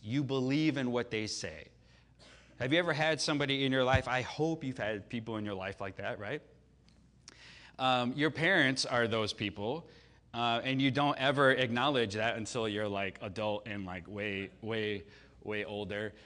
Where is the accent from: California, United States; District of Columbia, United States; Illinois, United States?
Illinois, United States; Chicago; moved away; I grew up in Chicago, right? So I grew up, I was there for all six of Jordan's championships